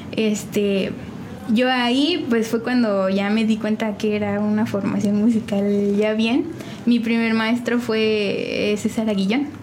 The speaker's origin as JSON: {"language": "Spanish", "town": "San Juan del Río", "region": "Querétaro", "country": "Mexico", "tie": "born or raised there", "said": "De aquí, de San Juan del Río"}